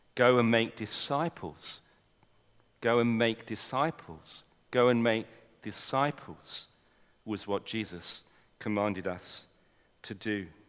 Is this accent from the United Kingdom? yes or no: yes; England, United Kingdom; accent: English; I'm an Englishman. You might not have noticed from my accent